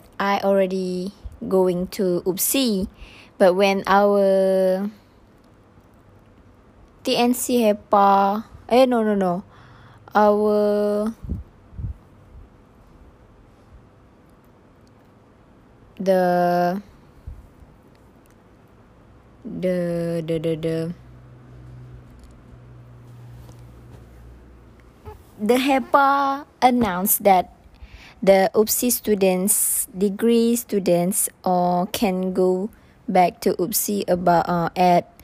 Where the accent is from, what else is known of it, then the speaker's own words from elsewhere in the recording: Malaysia; also born or lived in Tanjung Malim; go back to my hometown